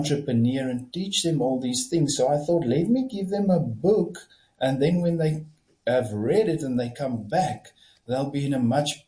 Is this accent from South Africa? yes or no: yes; Kamieskroon, Northern Cape, South Africa; also born or lived in Stellenbosch; So I grew up in Camus in the Northern Cape, a very small town.